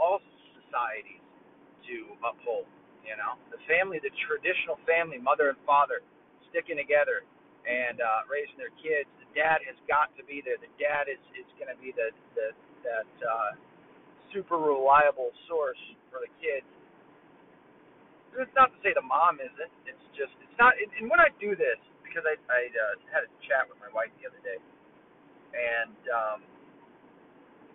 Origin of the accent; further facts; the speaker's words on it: Tennessee, United States; moved away; we're from Tennessee